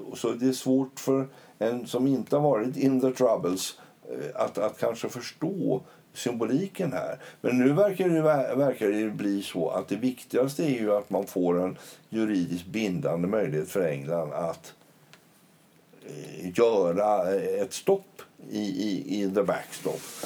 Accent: Sweden; vi svenskar

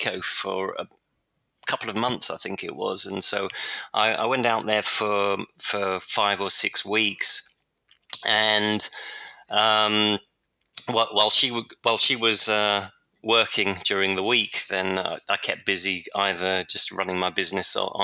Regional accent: London, United Kingdom; Yeah, I was born in London

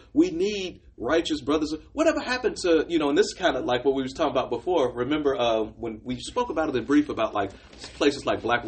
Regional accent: Chicago, Illinois, United States; growing up in Chicago

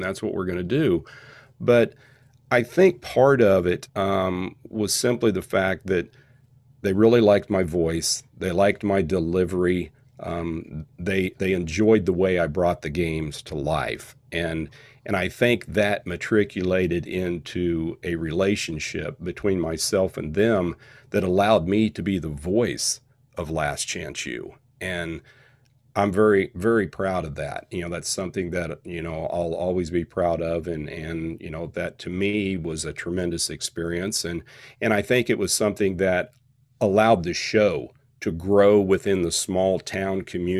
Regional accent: Independence, Kansas, United States; You know, I'm a guy from Independence, man. I work like 13 miles away as a wellness coordinator in even a smaller town in Neodesha, Kansas.

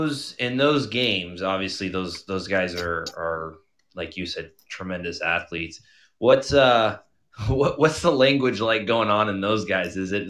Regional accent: just outside of Los Angeles, California, United States; Where I was born in California, actually, just outside of LA.

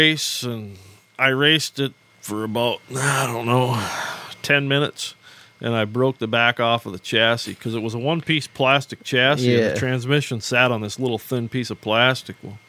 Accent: Pickford, Michigan, United States; also born or lived in Sault Ste. Marie, Michigan / Oklahoma; I was born in Sault Ste. Marie. Grew up in Pickford

